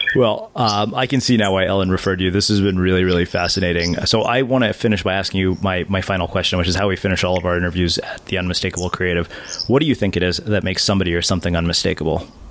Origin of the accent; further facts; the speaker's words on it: India; I'm Indian and all Indian religious traditions are time consuming